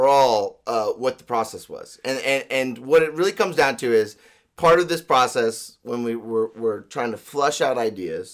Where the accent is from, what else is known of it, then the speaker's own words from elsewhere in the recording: La Cañada Flintridge, California, United States; I was born and raised in La Cañada